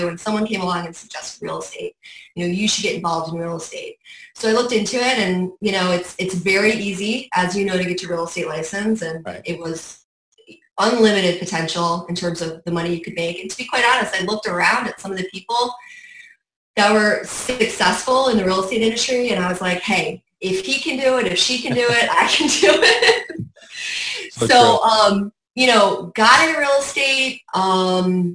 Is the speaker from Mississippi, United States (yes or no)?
no; Saratoga Springs, New York, United States; moved away as an adult; also born or lived in Miami; I have been born and raised in Saratoga Springs. Grew up there, was born in Saratoga Hospital, went to Saratoga High